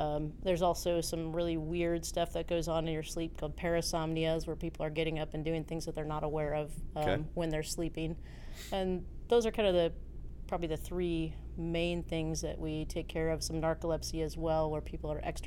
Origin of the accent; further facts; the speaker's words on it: Minnesota, United States; moved away as an adult; also born or lived in Tacoma, Washington; I grew up in Minnesota